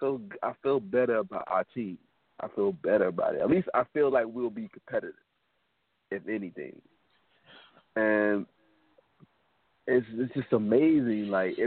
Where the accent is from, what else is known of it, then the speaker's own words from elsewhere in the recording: Atlanta, Georgia, United States; now in West Palm Beach, United States; I live in West Palm. I'm from Atlanta, but I live in West Palm currently.